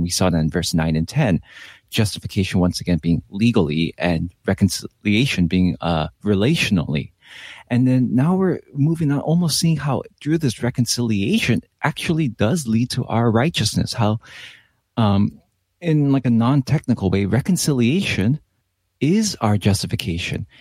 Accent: Los Angeles, California, United States; I am Korean American, uh, but I was born and raised in Los Angeles

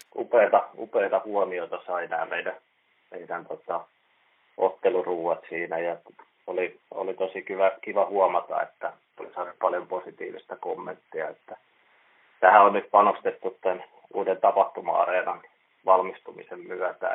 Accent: Lahti, Päijänne Tavastia, Finland; moved away as an adult; now in Seinäjoki, Finland; Mä oon Lahdesta, Lahdesta kotoisin ja siellä käynyt ravintolakouluja jo yläasteella

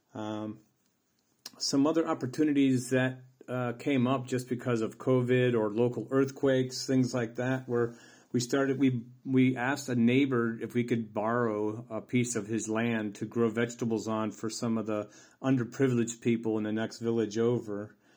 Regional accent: United States; moved away as an adult; also born or lived in Tisno, Croatia; now in Croatia; I'm an American who immigrated to the small village of Teesnoe in the beautiful country of Croatia.

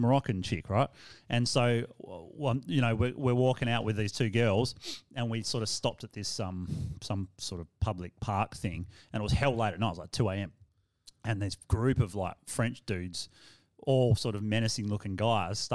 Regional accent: Australia; accent: Australian

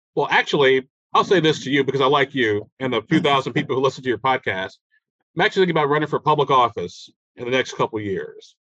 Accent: Chicago, Illinois, United States; moved away as an adult; also born or lived in Alabama / Germany; now in Indianapolis, United States; grew up in Chicago, even though I was born in uh, Alabama

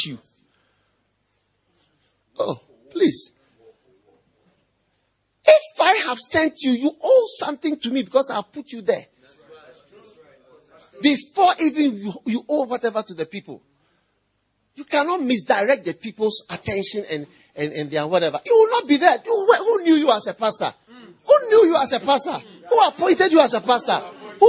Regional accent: Ghana; I am a Ghanaian, and the church was started from Ghana

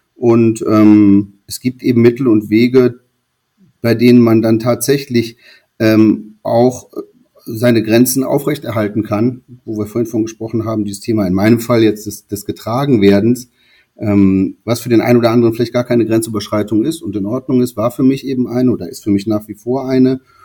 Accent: North Rhine-Westphalia, Germany; Ich bin auf, äh, in einem kleineren Dorf groß geworden am Niederrhein

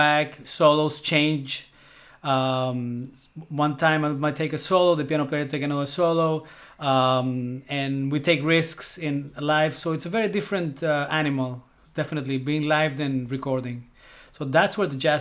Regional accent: Venezuela; moved away as an adult; also born or lived in Colombia; now in New York, United States; I was born in Colombia, and when I was a baby, 2 years old, my parents moved to Venezuela.

